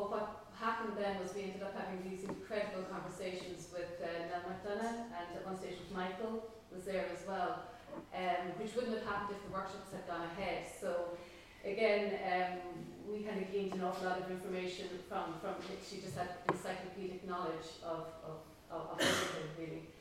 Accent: Cork, Munster, Ireland; I'm from Cork.

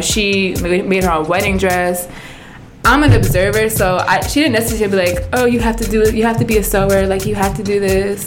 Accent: New Jersey, United States; also born or lived in Plainfield, New Jersey / Piscataway, New Jersey; I'm I'm Jersey born and raised

